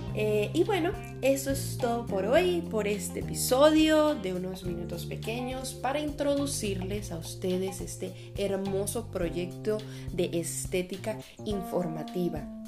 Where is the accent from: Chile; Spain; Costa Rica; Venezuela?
Venezuela; first language Spanish; now in Brazil; soy una venezolana de 25 años eh, y actualmente estoy viviendo en Brasil. Y eh, yo soy esteticista, hablo tres idiomas, el español nativo